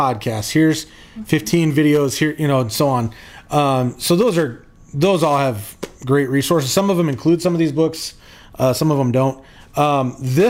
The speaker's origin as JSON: {"language": "English", "region": "South Dakota", "country": "United States", "said": "I'm from South Dakota, and I call dude is just a general term"}